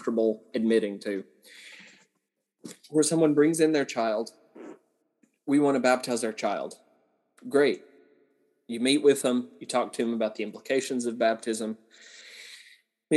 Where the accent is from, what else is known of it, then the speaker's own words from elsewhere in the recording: Southern Appalachia, United States; I grew up in Southern Appalachia